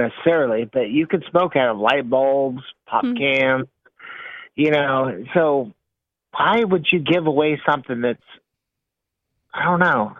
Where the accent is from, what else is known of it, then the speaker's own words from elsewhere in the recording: Portland, Oregon, United States; now in Washington State, United States; Because I grew up in Portland, Oregon.